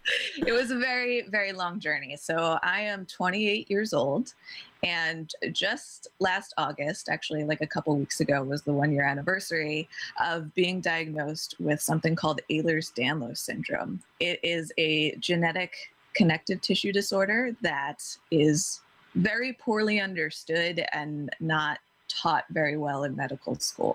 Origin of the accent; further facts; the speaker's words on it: New Jersey, United States; now in Nyack, United States; I'm originally from New Jersey